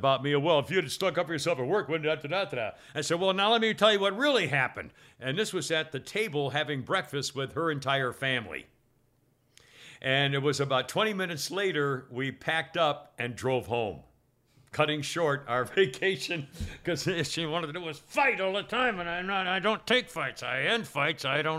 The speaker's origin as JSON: {"language": "English", "region": "Florida", "country": "United States", "said": "so I'm from Florida."}